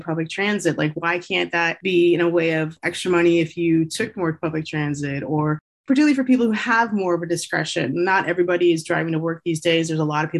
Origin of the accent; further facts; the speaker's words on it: Southern California, United States; also born or lived in Bay Area, California; I come from Southern California in particular, and I live in the Bay Area later in life